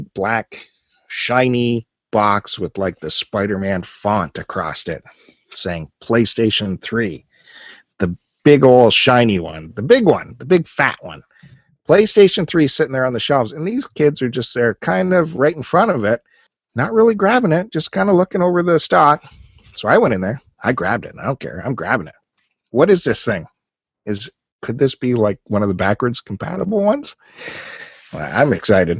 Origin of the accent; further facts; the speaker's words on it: Canada; all of us being Canadian